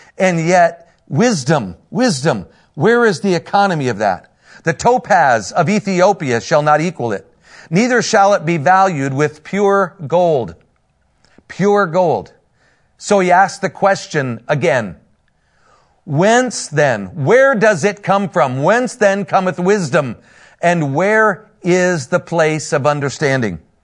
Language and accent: English; Northern Indiana, United States; I'm from Northern Indiana, a pastor up there